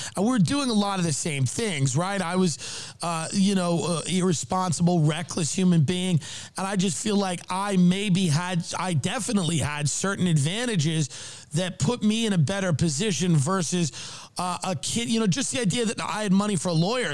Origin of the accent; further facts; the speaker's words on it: Long Island, New York, United States; I grew up in Long Island